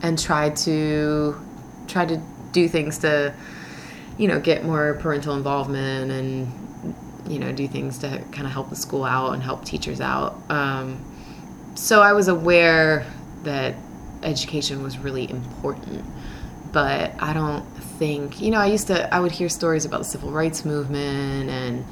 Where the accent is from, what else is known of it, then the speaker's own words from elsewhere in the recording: Philadelphia, Pennsylvania, United States; also born or lived in Birmingham, Alabama / Tennessee / Minnesota / Indiana; growing up in Philly